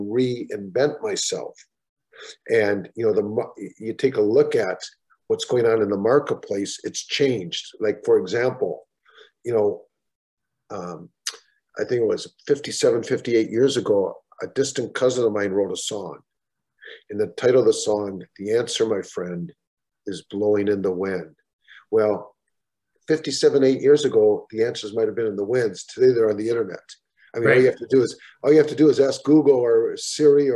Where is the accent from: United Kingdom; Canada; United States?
United States; Minnesota; growing up in Minnesota